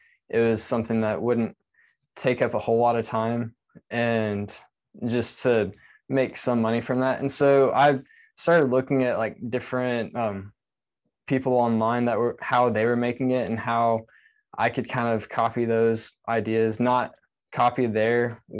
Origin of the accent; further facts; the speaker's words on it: Texas, United States; now in Lakeland, United States; So I say I'm from Texas because that's the longest I lived anywhere, which was 7 years. And I currently live in Lakeland, Florida, and that's right between Tampa and Orlando.